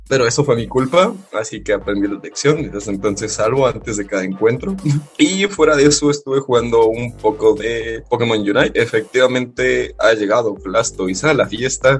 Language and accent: Spanish; Mexico; aquí somos mexicanos